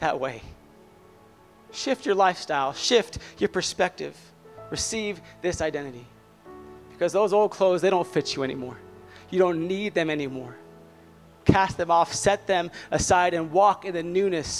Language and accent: English; Southern California, United States; I grew up in Southern California